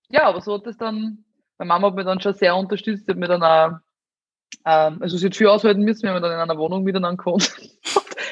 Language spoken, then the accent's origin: German; Amstetten, Lower Austria, Austria; Ich bin ja aus Amstetten, da gibt's äh, die Stadthalle und da es ein Restaurant drinnen und das haben damals meine Großeltern geführt